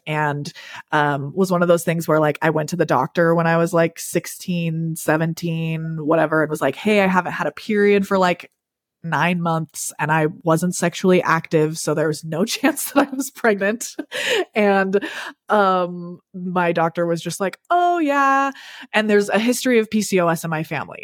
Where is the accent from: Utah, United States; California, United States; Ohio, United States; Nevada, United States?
Utah, United States; Salt Lake City; am from Utah, born and raised in, like, the Salt Lake City-ish area. Um, and that's where we still live